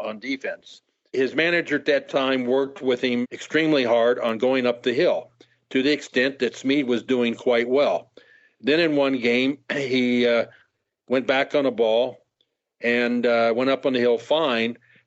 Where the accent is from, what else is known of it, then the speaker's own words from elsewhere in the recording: Los Angeles, California, United States; As a kid growing up in Los Angeles